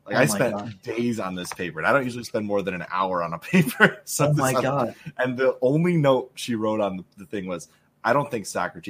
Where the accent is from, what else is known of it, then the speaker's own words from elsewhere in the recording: Midwest, United States; because we're from the Midwest area.